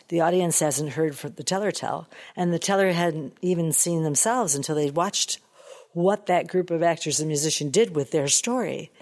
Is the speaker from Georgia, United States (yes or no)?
no; Detroit, Michigan, United States; born and raised in Motown